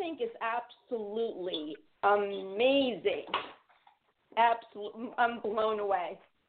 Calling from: Huntington, New York, United States; I'm calling from Huntington, New York.

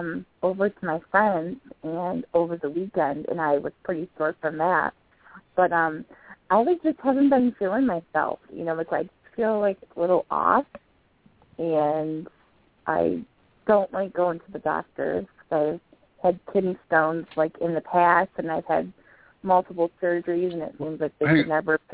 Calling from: Michigan, United States; from Michigan.

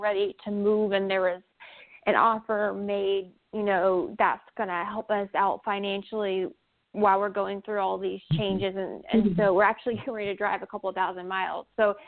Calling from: San Diego, California, United States; I'm calling from San Diego, California.

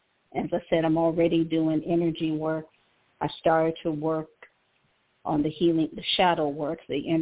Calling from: Cleveland, Ohio, United States; I'm calling from Cleveland, Ohio.

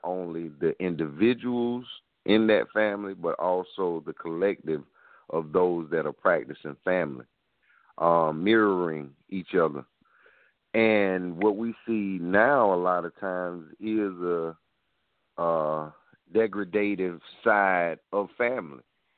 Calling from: South Carolina, United States; I'm calling from South Carolina.

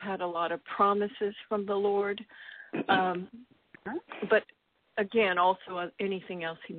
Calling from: Florida, United States; I'm calling from Florida.

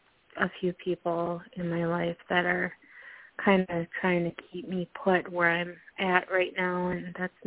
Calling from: Minnesota, United States; I'm calling from Minnesota.

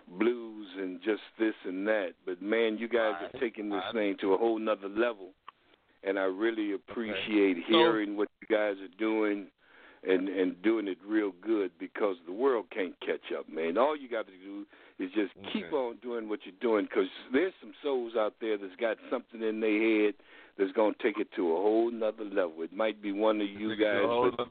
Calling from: San Francisco, California, United States; I'm calling from San Francisco

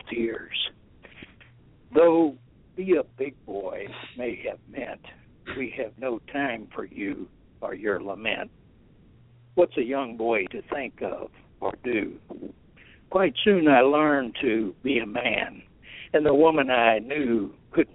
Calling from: Richmond, Indiana, United States; I'm calling from Richmond, Indiana

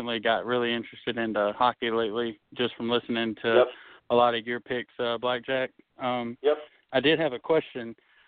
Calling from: Alabama, United States; I'm calling from Bama.

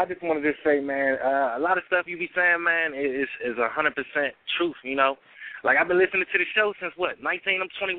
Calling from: Washington, District of Columbia, United States; I'm calling in from Washington, D.C.

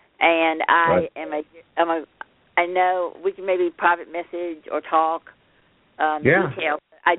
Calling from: Birmingham, Alabama, United States; I'm coming from Birmingham.

